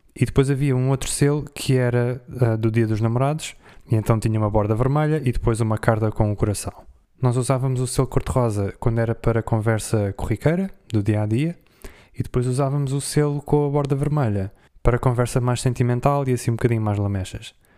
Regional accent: Portugal; eu, como sou de Portugal

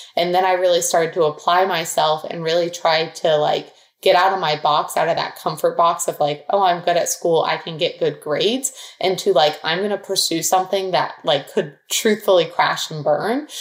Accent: Dublin, Ohio, United States; Dublin, Ohio. So it's a suburb outside of Columbus

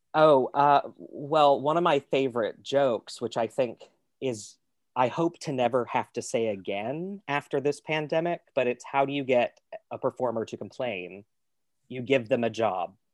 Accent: Kentucky, United States; moved away as an adult; also born or lived in Pittsburgh / New York / Toronto; I was born in Kentucky.

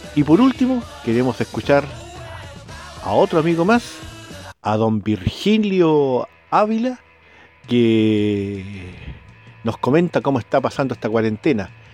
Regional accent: Santiago, Santiago Metropolitan Region, Chile; moved away as an adult; now in Pucón, Chile; acá yo trabajando acá en el, lugar de Pucón, pero soy de Santiago

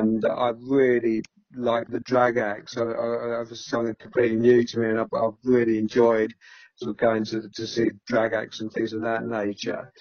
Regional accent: Croydon, London, United Kingdom; moved away as an adult; also born or lived in Stoke-on-Trent / Manchester; I'm not a Mancunian by birth. I should actually come from Croydon

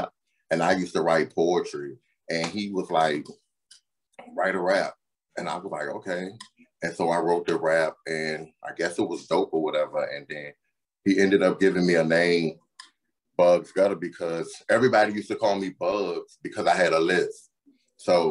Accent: Newport News, Virginia, United States; now in New York, United States; I'm from Newport News, Virginia, originally

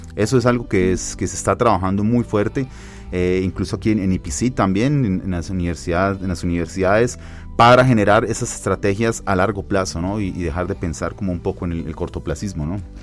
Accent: Colombia; now in Mexico; soy colombiano

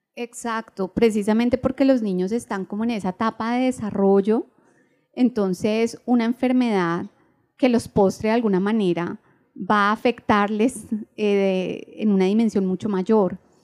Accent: Bogotá, Colombia; moved away as an adult; now in Medellín, Colombia; soy de Bogotá, eh, pero mis padres son mi mamá huilense, mi papá del Caquetá. Eh, yo nací en Bogotá, ahorita llevo cuatro años en Medellín

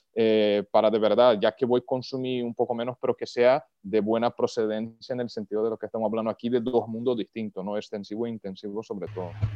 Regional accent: Brazil; yo soy brasileño

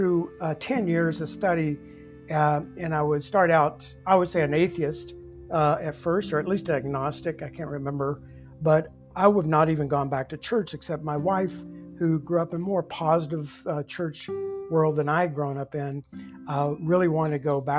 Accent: Bible Belt, the South, United States; moved away; I grew up in the Bible Belt

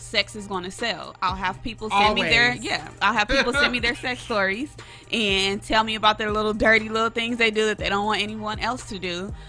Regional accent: Los Angeles, California, United States; I'm from Los Angeles. LA native.

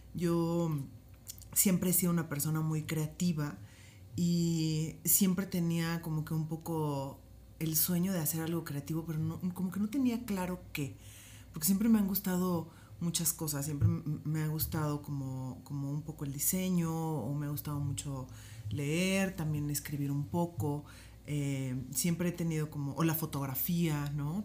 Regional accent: Poza Rica, Veracruz, Mexico; donde soy originaria, que es Poza Rica, Veracruz

